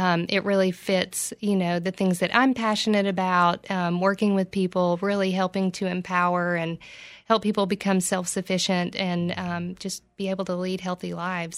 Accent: Oak Ridge, Tennessee, United States; also born or lived in Johnson City; I'm from Oak Ridge

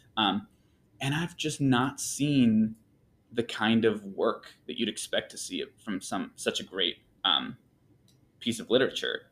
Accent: Michigan, United States; moved away as an adult; also born or lived in Mexico; now in Texas, United States; I moved from Michigan, which is where I spent pretty much my whole life

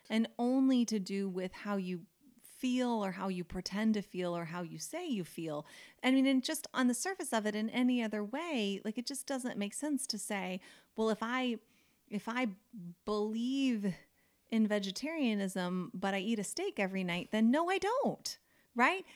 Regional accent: United States; I grew up in America

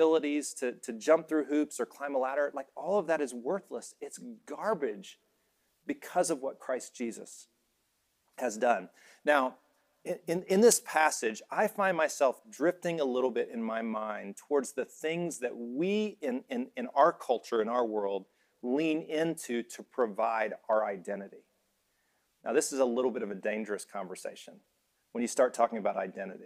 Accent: Alabama, United States; moved away as an adult; also born or lived in Indiana; I was from Alabama, went to Indiana

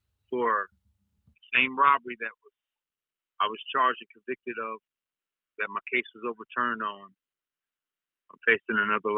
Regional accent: North Carolina, United States; moved away as an adult; now in Texas, United States; In 2002, I came to Texas from North Carolina. So I was pursuing my dream in music.

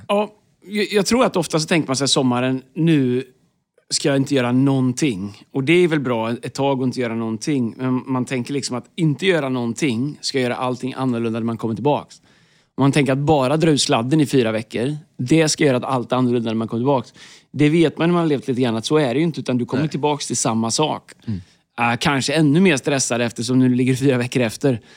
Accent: Tidaholm, Västra Götaland, Sweden; jag växte upp i Tidaholm

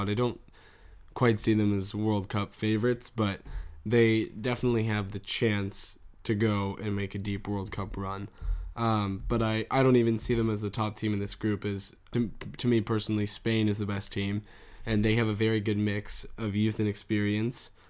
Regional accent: Iran; the last team in the group we want to talk about is Iran. My home country, Iran.

